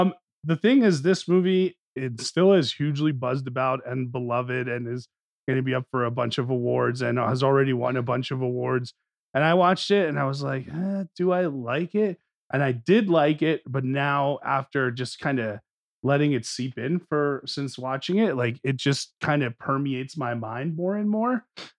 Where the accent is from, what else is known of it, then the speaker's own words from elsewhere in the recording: New Jersey, United States; growing up in North Jersey.